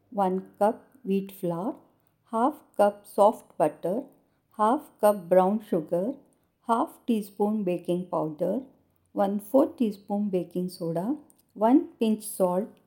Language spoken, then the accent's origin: English; India